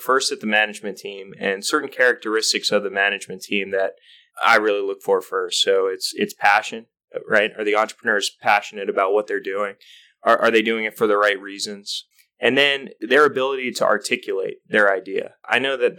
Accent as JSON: {"language": "English", "region": "North Carolina", "country": "United States", "tie": "born or raised there", "also_born_or_lived": "New York", "said": "We both grew up in North Carolina. I was born in New York, but since I was 6 in North Carolina"}